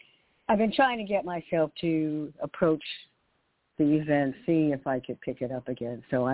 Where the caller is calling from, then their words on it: New York City, New York, United States; …, New York City.